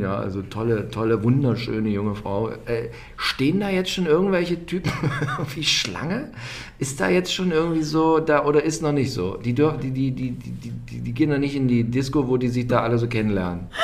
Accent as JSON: {"language": "German", "country": "Germany", "said": "bei uns in Deutschland"}